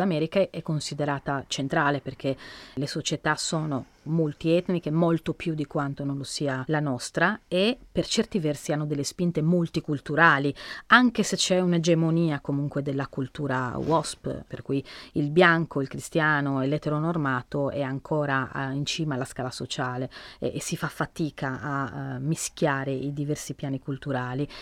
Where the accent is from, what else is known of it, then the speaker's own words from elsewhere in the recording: Sardinia, Italy; sono sarda